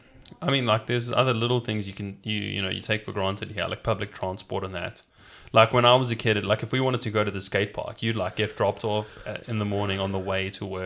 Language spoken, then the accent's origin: English; South Africa; Yeah, it was pretty chilled. It was, you know what, it was like we were the same level as, like, you know, an ordinary working class Rockingham family, except there was just like a massive another class beneath us.